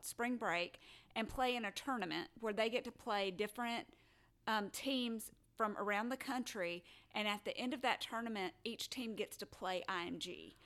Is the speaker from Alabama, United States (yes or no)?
yes; Alabama, United States; I was born in Alabama.